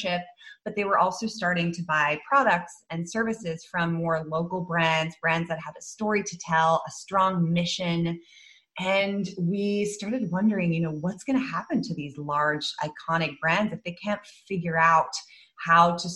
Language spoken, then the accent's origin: English; Netherlands; moved away as an adult; also born or lived in London, United Kingdom / United States; I actually grew up in the Netherlands. I was born in London, moved to the Netherlands when I was 6 and grew up there, went to a Dutch school.